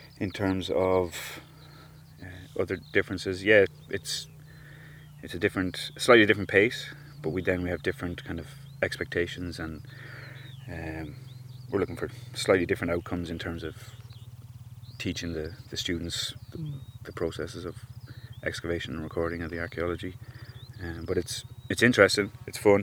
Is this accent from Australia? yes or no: no; Leinster, Ireland; I'm from Laois.